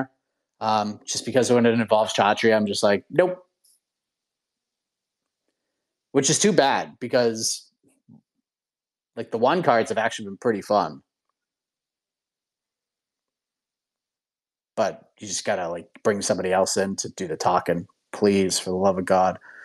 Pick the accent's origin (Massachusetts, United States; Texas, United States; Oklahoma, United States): Massachusetts, United States; Boston; moved away as an adult; now in South Carolina, United States; I'm born and raised in Boston, lived in Massachusetts most of my life